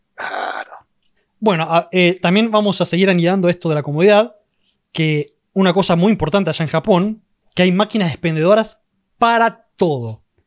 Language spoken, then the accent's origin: Spanish; Argentina; más siendo argentino, para nosotros los argentinos